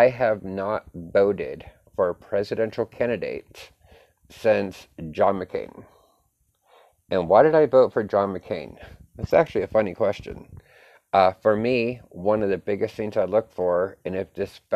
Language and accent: English; United States; as an American